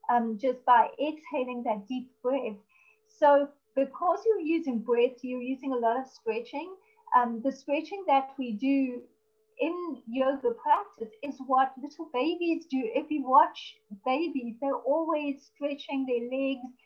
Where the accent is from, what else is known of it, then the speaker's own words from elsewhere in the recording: South Africa; I'm from South Africa